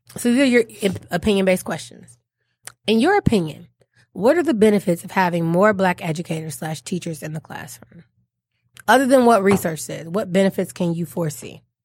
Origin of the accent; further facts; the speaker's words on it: Detroit, Michigan, United States; accent: African-American Vernacular English; first language African-American Vernacular English; I, I grew up in Detroit. I'm born and raised from Detroit, not Metro Detroit, from Detroit.